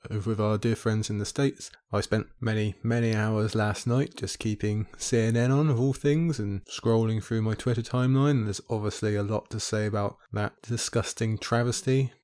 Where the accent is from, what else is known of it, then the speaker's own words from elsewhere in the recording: United Kingdom; my home country over here in the U K